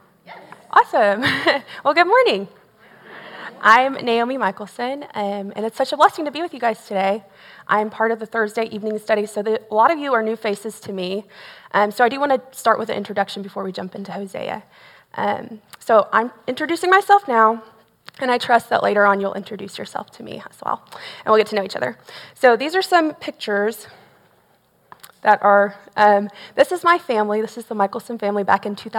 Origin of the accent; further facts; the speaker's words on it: Tomball, Texas, United States; also born or lived in Belton, Texas; I grew up in Tomball, Texas. So I'm not originally from here, but Tomball's in the Northwest Houston area. I was born and raised there.